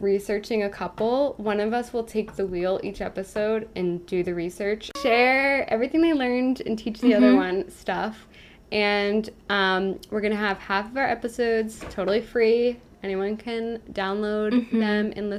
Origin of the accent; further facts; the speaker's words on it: Massachusetts, United States; We're also from Massachusetts